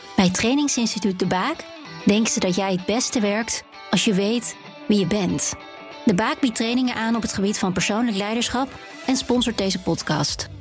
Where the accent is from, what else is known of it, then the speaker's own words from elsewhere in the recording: Groningen, Netherlands; moved away as an adult; now in Hilversum, Netherlands; ik ben het grootste gedeelte van mijn leven heb ik, als Groningen tenminste, hè, want ik ben nu geëmigreerd naar Hilversum. Ja. Dan heb ik het grootste gedeelte heb ik eh, dan toch in de stad gewoond